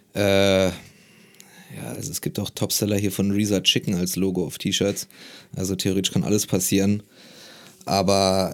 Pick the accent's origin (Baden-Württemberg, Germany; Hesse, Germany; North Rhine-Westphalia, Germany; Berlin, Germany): Berlin, Germany; also born or lived in Marburg; in Berlin als Berliner